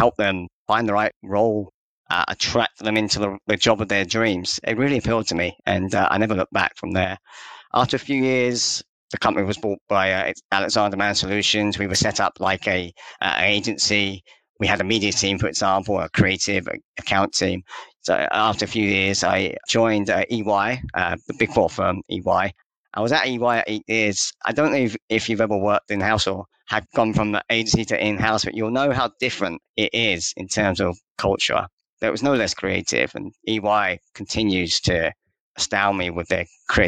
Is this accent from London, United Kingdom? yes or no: yes; London, United Kingdom; also born or lived in Leeds; I grew up in London